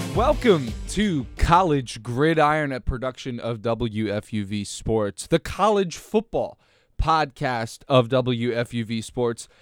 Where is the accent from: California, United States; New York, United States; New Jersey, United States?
New Jersey, United States; I grew up in New Jersey my whole life